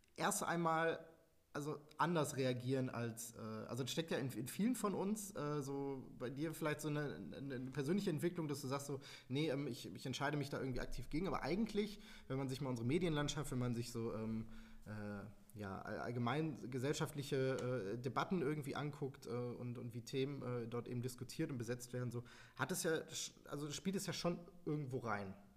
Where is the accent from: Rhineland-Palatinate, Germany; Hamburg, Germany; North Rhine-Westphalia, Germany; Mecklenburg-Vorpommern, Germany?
North Rhine-Westphalia, Germany; Bochum; ich bin halt in Wattenscheid geboren und aufgewachsen, habe mich aber immer als Bochumer gefühlt